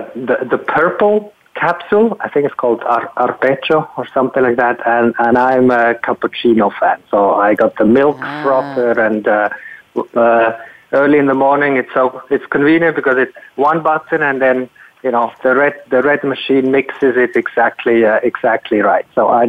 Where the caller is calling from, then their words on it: San Francisco, California, United States; Okay, I'm calling from my home city, San Francisco, California